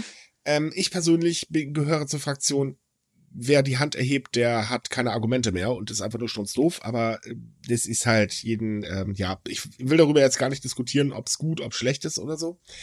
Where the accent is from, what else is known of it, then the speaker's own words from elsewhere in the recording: Northern Germany, Germany; ich als Norddeutscher